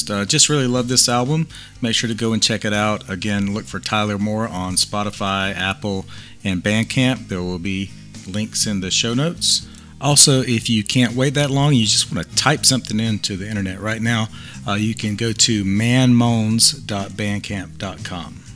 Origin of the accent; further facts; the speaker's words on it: Saskatchewan, Canada; northern Great Plains of Saskatchewan, my hometown.